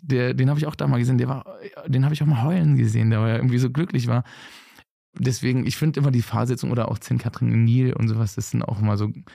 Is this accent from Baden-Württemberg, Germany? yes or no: no; Bergisch Gladbach, North Rhine-Westphalia, Germany; now in Cologne, Germany; gebürtig aus Bergschlappach